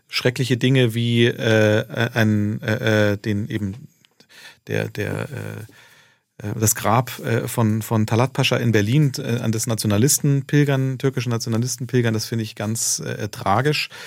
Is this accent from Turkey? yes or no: yes; Turkey; ob ich sozusagen als, als äh, äh ähm, Türke mit Migrationsgeschichte äh, äh, mich, also äh, mir vorstellen könnte